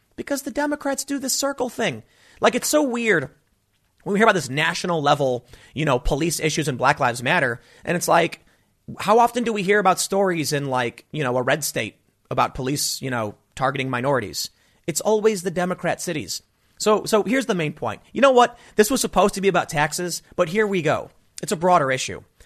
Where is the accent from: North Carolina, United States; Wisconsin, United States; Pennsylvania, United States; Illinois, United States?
Illinois, United States; Chicago; also born or lived in New York; now in South Jersey, United States; I grew up in Chicago.